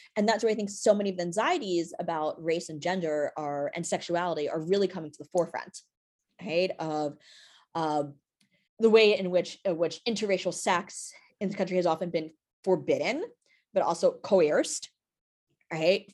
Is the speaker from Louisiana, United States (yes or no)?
no; New York City, New York, United States; I live, uh, here in New York City and also grew up in Brooklyn.